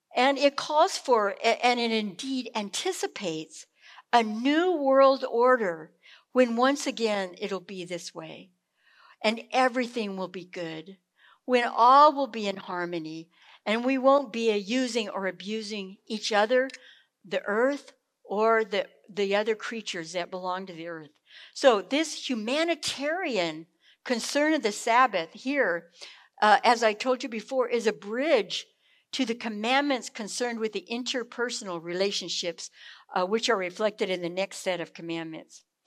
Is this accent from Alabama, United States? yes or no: no; California, United States; moved away; also born or lived in South Carolina; growing up in California